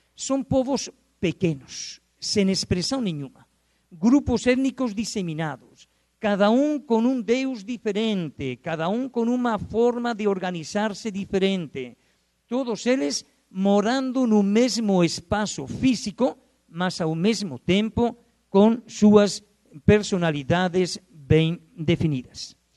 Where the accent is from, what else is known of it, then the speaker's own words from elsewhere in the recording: Spain; accent: Spanish; Portuguese is a second language; moved away as an adult; now in Brazil; meu sotaque é espanhol eu não perco o sotaque. Eu levo aqui no Brasil já, agora no mês de outubro, vou completar 36 anos no Brasil